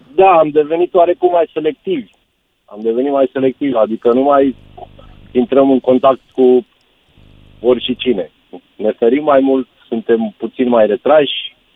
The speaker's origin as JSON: {"language": "Romanian", "country": "Romania", "also_born_or_lived": "England", "moved": "yes", "said": "așa am fost crescuți, noi ca români"}